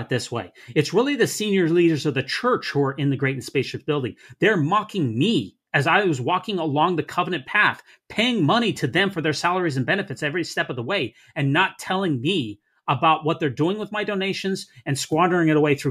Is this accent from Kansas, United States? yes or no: no; Salt Lake City, Utah, United States; I grew up in Salt Lake City